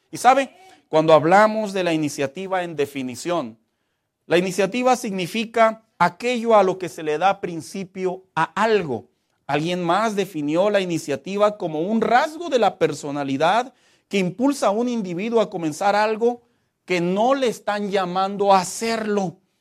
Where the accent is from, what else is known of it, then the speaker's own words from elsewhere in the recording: Mexico; como mexicanos